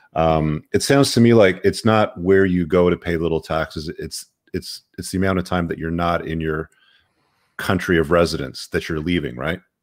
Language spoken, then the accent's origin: English; United Kingdom; I was born in the United Kingdom